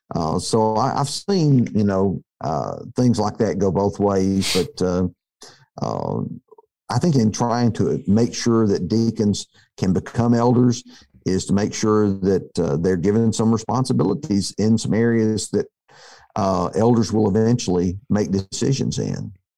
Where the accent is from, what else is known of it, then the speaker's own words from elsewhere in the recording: near Tuscaloosa, Alabama, United States; I grew up near Tuscaloosa